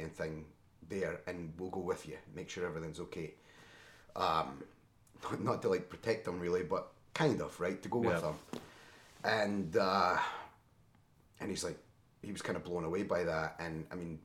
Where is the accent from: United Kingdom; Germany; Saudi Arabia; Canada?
United Kingdom; Scotland; now in Chicago area, United States; I'm a naturalized citizen as well. I'm from Scotland, obviously.